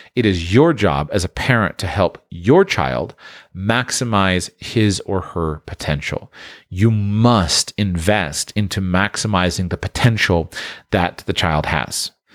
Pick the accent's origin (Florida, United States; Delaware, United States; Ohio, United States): Florida, United States; Sunshine State; I grew up in the Sunshine State